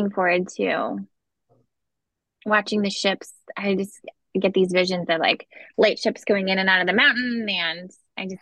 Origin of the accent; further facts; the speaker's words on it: Canada; I'm Canadian